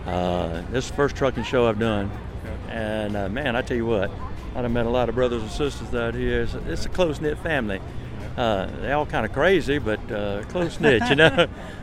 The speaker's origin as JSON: {"language": "English", "town": "Ward", "region": "South Carolina", "country": "United States", "tie": "born or raised there", "said": "Hee Haw salutes my hometown of Ward, South Carolina."}